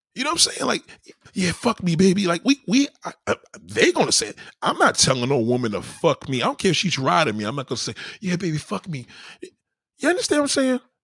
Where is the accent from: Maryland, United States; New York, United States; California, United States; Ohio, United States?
New York, United States; I'm a New Yorker. We have culture here